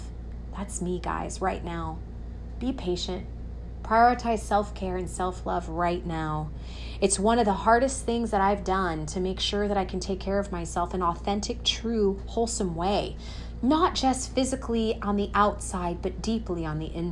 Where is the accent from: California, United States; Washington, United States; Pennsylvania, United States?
California, United States; Coachella Valley; I'm from Coachella Valley, California, one of the beautiful places in the world